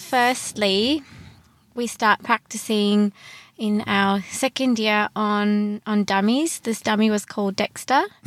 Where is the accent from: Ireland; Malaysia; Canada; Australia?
Australia; Brisbane, Queensland; also born or lived in Sydney / Gold Coast; I grew up in Brisbane.